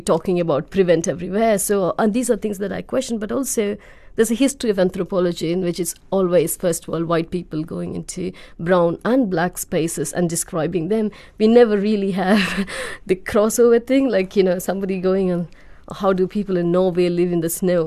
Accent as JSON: {"language": "English", "country": "India", "moved": "yes", "lives_now": "United Kingdom"}